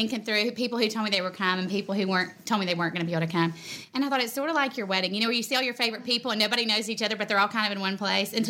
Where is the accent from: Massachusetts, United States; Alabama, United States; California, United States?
Alabama, United States; Vestavia Hills; I grew up in Vestavia